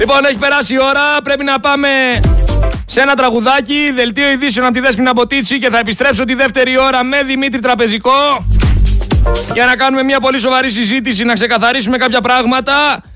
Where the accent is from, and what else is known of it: Greece